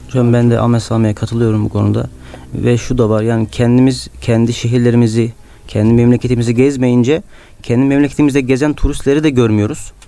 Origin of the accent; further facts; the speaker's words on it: Bodrum, Muğla, Turkey; moved away as an adult; now in Istanbul, Turkey; ben Muğla'lıyım. E, oranın bir köyündeyim. Hı hı. E, peki Muğla dışına çıkma imkanım olmadı.